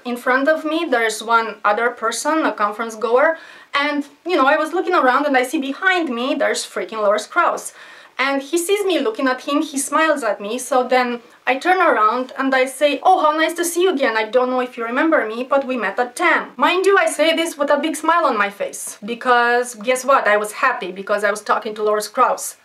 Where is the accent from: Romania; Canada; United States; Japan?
Romania; I'm from Romania, I'm poor